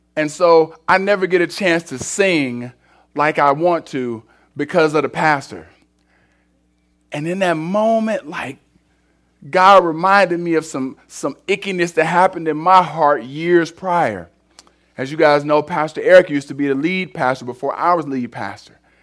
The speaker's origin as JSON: {"language": "English", "town": "Cleveland", "region": "Ohio", "country": "United States", "said": "I'm from Cleveland"}